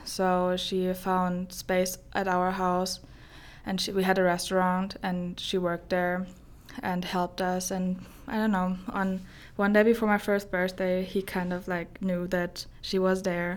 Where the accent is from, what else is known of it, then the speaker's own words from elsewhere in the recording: Germany; English is a second language; moved away as an adult; now in Sterling, United States; I, uh, grew up in a old town in Germany. It's about, like, an hour away from Frankfurt.